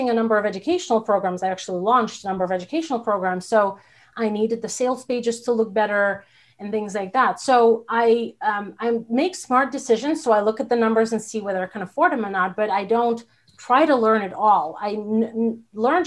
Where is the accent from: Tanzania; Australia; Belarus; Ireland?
Belarus; now in United States; I'm from Belarus. There was no small business whatsoever.